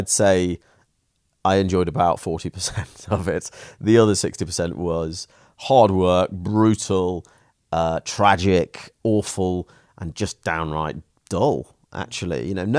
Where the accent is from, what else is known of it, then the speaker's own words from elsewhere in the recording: Stoke-on-Trent, West Midlands, United Kingdom; But the truth is, you know, I grew up in Stoke-on-Trent in a relatively, you know, poor family.